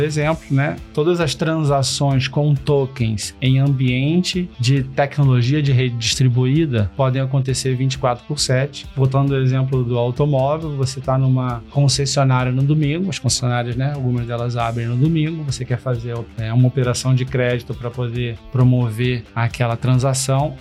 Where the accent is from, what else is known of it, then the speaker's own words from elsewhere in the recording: Rio de Janeiro, Brazil; Eu sou carioca, né? Nascido e criado no, no Rio de Janeiro